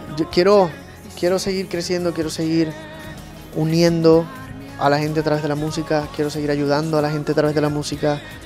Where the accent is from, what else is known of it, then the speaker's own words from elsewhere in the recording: Puerto Rico; de donde yo nací, que es una islita muy alegre, muy rítmica, que es Puerto Rico.